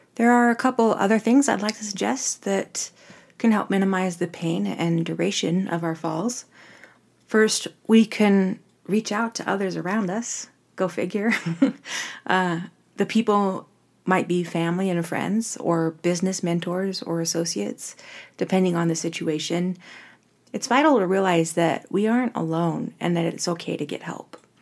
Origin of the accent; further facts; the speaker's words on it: Orem, Utah, United States; I'm from Orem, Utah, which is really a suburban area, college town